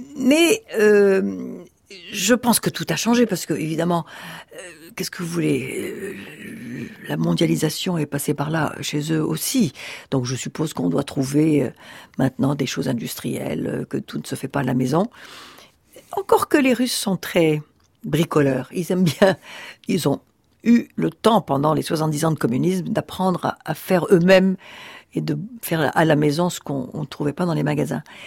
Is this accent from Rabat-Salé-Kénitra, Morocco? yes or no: yes; Rabat, Rabat-Salé-Kénitra, Morocco; now in France; là où je suis né, à Rabat, tout de suite après la guerre